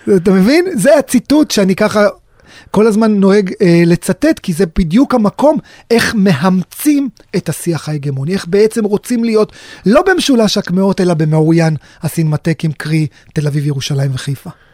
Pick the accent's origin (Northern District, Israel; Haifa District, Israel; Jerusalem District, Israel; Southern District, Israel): Southern District, Israel; Sderot; אני נולדתי בשדרות, גדלתי בשדרות